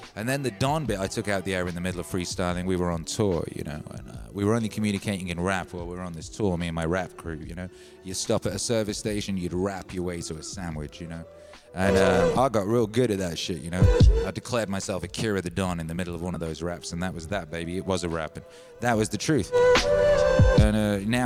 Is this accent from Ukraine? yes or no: no; Wales, United Kingdom; I was brought up in Wales.